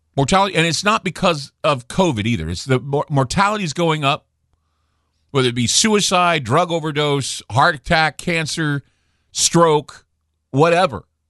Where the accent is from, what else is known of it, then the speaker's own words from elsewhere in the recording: Utah, United States; where I grew up in Utah